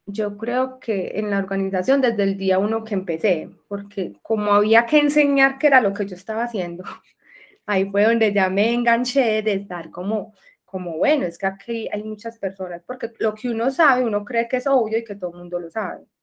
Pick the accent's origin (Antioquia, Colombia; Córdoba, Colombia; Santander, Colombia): Antioquia, Colombia; Medellín; Bueno, yo soy de Medellín, vivo en Medellín y en este momento estoy viviendo en la parte rural de Medellín, se llama Santa Elena, vivo en el campo